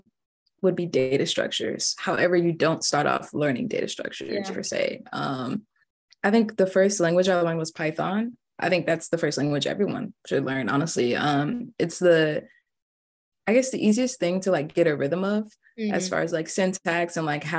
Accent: Stockbridge, Georgia, United States; I'm from Stockbridge, Georgia, and I studied computer science at Georgia

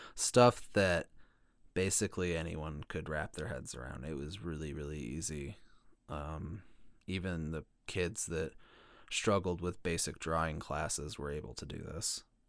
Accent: Illinois, United States; my home state of Illinois

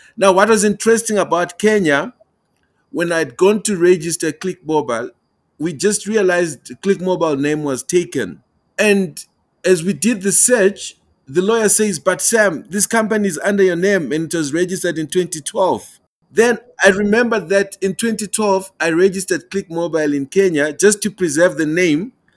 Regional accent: Malawi; now in Pretoria, South Africa; I'm joining you from the beautiful country of South Africa, but I'm originally from Malawi.

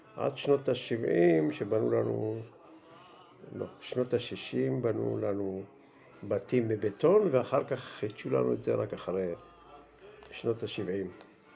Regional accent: Melilot, Southern District, Israel; moved away as an adult; also born or lived in Beersheba; now in Ma'agalim, Israel; ואני נולדתי בארץ, בבאר שבע. נולדתי בשנת 1952. אה, שנתיים אחרי שההורים שלי עלו לארץ. אחרי שנתיים בבאר שבע עברנו לגור במושב, מלילות

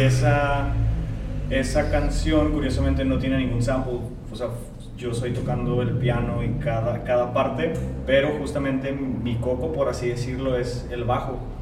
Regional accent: Tijuana, Baja California, Mexico; Lomas Virreyes, que es florido, entonces yo toda mi vida crecí allá

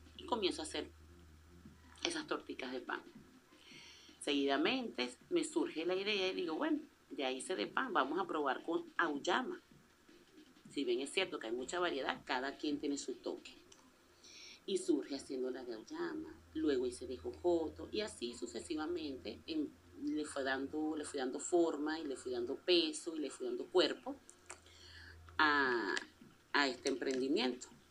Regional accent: La Guaira, Venezuela; tengo esa sangre costeña. Amo mi país, por eso sigo aquí

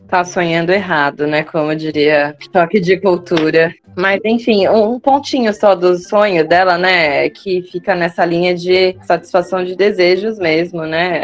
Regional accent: Osasco, São Paulo, Brazil; also born or lived in Jandira; now in São Paulo, Brazil; eu sou de Osasco

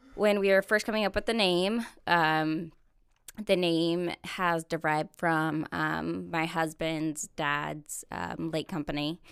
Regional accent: Corona, California, United States; moved away as an adult; now in Missouri, United States; Corona is about an hour to hour and a half north of San Diego. Okay. Uh, that's where I was born and raised

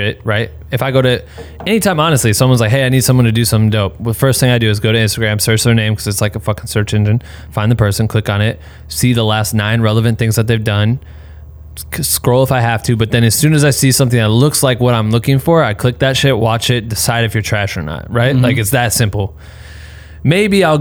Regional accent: Iowa, United States; I'm from Iowa, so we have tornadoes

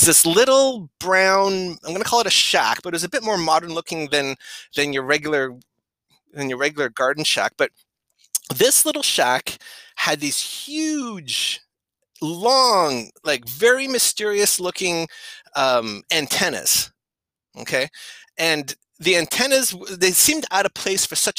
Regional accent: Ottawa, Ontario, Canada; I grew up in Ottawa, I guess Ottawa South

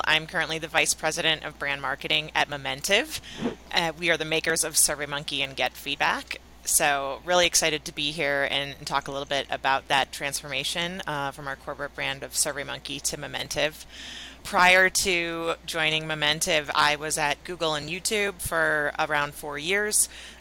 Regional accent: Chicago, Illinois, United States; I was at a content marketing agency in Chicago, which is my hometown.

